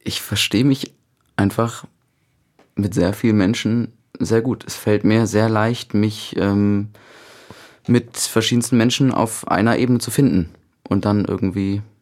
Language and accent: German; Cologne, North Rhine-Westphalia, Germany; Köln, das ist meine Heimatstadt.